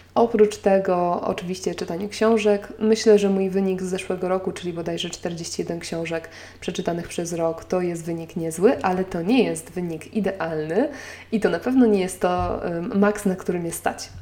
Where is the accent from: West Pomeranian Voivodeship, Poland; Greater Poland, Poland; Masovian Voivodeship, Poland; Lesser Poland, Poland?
Lesser Poland, Poland; Nowy Sącz; now in Warsaw, Poland; w mojej rodzinnej miejscowości w Nowym Sączu